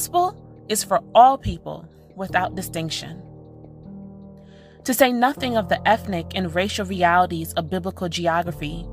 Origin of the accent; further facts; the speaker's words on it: New York City, New York, United States; Growing up in New York City in the late 90s, early aughts